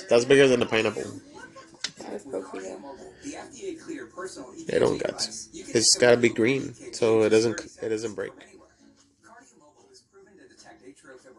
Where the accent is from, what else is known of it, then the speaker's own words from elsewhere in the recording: Laredo, Texas, United States; moved away as an adult; now in San Antonio, United States; I remember when I first moved to San Antonio 17 years ago. They told me, where are you from? And I said, Laredo, Texas.